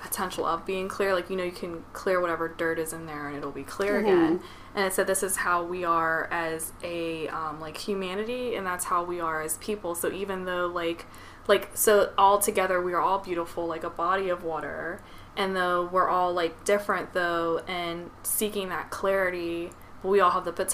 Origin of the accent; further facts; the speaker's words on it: United States; I'm American